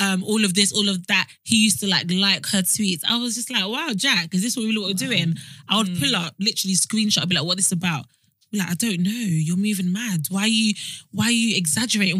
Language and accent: English; Nigeria; I'm Nigerian